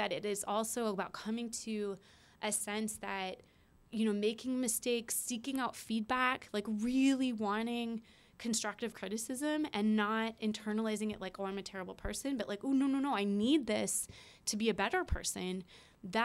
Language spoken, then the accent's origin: English; West Des Moines, Iowa, United States; I grew up in Iowa. I grew up in West Des Moines, Iowa.